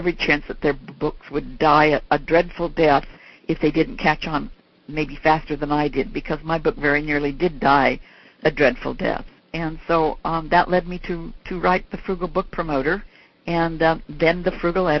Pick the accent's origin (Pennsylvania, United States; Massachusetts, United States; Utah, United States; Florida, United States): Utah, United States; Salt Lake City; moved away; Salt Lake City's my hometown